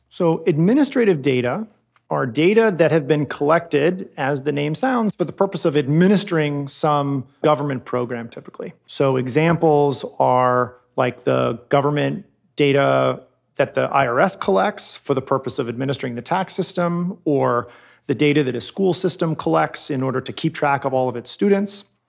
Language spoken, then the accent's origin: English; Cambridge, Massachusetts, United States; I grew up in Cambridge, Massachusetts